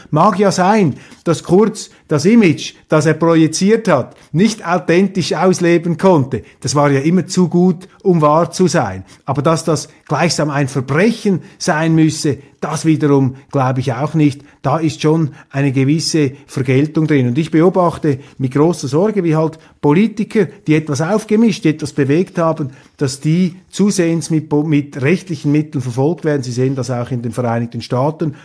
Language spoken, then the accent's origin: German; Switzerland; für mich als Schweizer